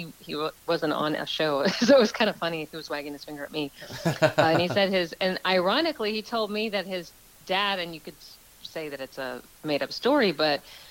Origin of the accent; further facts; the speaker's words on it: Texas, United States; moved away as an adult; also born or lived in New York; now in Los Angeles, United States; My family moved me down to Texas when I was 8.